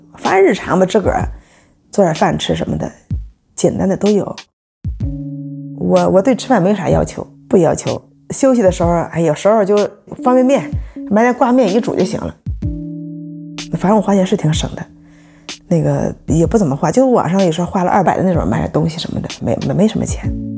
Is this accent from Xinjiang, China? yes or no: no; Yantai, Shandong, China; now in Beijing, China; 冲我们烟台那边买个小房子